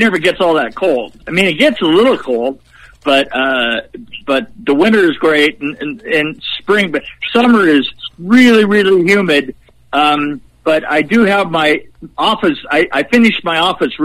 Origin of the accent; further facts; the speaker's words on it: West Coast, United States; moved away as an adult; now in Nashville area, United States; I've been a West Coast boy all my life